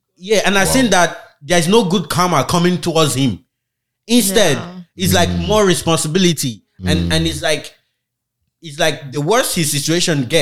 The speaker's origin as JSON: {"language": "English", "region": "Edo", "country": "Nigeria", "moved": "yes", "said": "Edo State."}